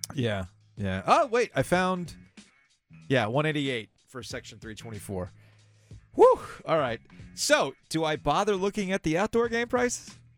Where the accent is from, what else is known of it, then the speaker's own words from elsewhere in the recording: Boca Raton, Florida, United States; Growing up in Boca Raton